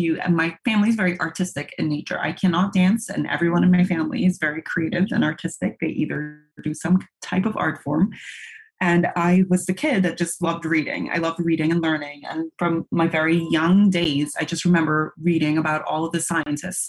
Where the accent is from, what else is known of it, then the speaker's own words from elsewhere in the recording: Port of Spain, Trinidad & Tobago; now in Nantucket, United States; I was raised in Port of Spain, Trinidad and Tobago, which is the southernmost Caribbean island.